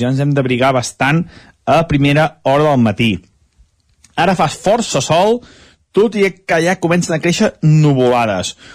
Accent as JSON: {"language": "Catalan", "town": "Sant Feliu de Codines", "region": "Catalonia", "country": "Spain", "said": "Sant Feliu Codines, el meu poble"}